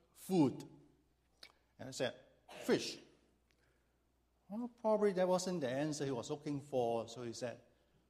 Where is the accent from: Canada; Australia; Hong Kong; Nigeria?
Hong Kong; moved away as an adult; now in Chicago, United States; I was born and raised in Hong Kong